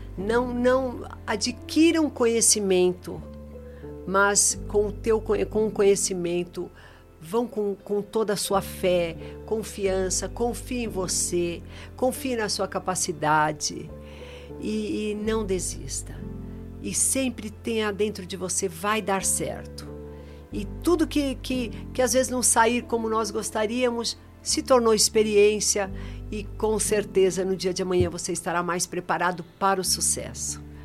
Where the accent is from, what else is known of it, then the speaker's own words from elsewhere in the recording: São Paulo, Brazil; Minha vida é entre o sertão, São Paulo, eu sou paulista